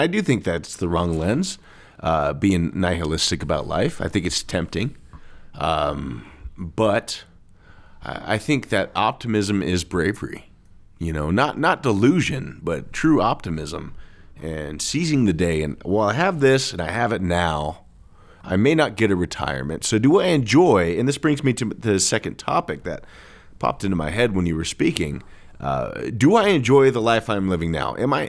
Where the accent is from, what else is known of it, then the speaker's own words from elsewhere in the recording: California, United States; I'm from California, by the way.